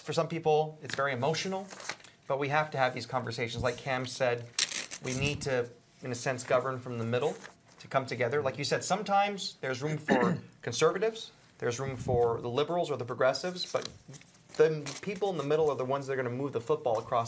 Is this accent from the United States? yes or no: yes; United States; I come from a multicultural background, but I'm proud of being an American.